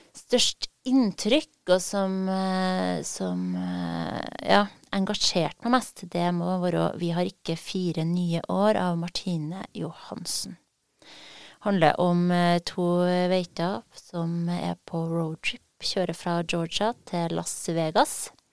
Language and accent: Norwegian; Trøndelag, Norway; man som trønder